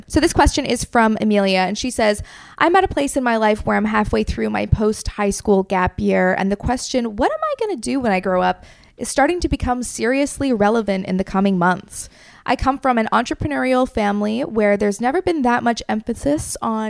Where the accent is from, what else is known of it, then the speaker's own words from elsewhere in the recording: United Kingdom; I feel like as a British person, I should say Hattie.